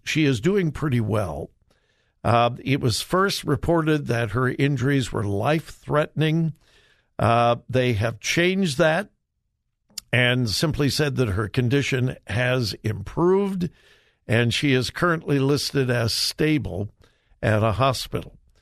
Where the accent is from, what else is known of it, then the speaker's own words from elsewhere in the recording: Los Angeles, California, United States; I grew up in the suburbs of L.A.